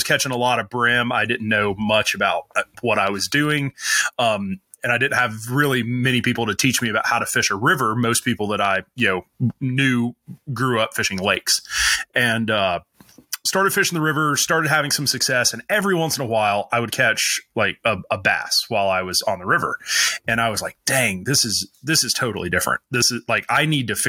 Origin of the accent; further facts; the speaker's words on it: North Alabama, United States; I grew up in North Alabama